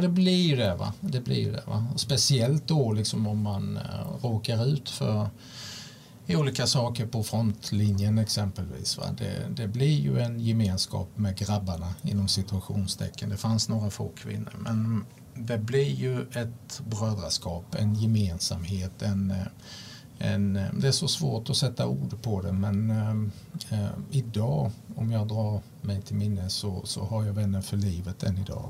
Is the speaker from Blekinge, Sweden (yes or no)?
yes; Olofström, Blekinge, Sweden; född, som sagt född och uppvuxen i i Blekinge, en liten bruksort